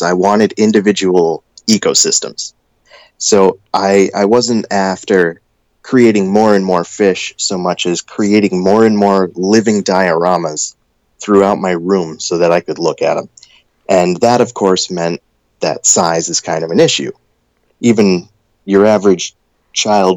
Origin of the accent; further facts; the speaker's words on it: Maine, United States; growing up in Maine